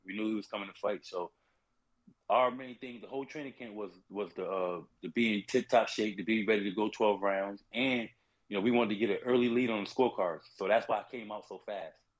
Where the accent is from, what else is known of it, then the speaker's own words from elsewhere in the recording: South Carolina, United States; moved away; also born or lived in New Haven, Connecticut; originally from South Carolina